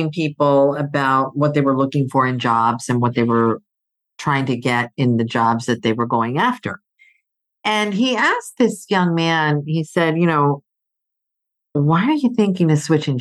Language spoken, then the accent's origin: English; Greece; moved away; I grew up in Greece. My mom is Greek, so I'm part Greek.